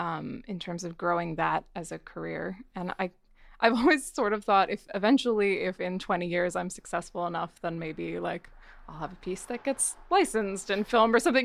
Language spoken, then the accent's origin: English; northern New Jersey, United States; now in Los Angeles, United States; I loved growing up in New Jersey